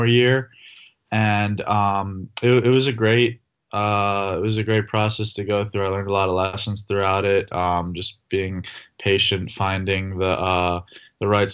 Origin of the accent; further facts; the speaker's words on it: Philadelphia, Pennsylvania, United States; I'm from Philadelphia